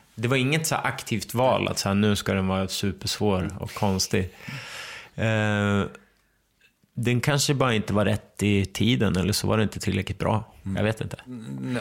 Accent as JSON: {"language": "Swedish", "town": "Ramsele", "region": "Västernorrland County", "country": "Sweden", "tie": "born or raised there", "also_born_or_lived": "Örnsköldsvik", "said": "vi flyttade från Ramsele när jag gick i åttan"}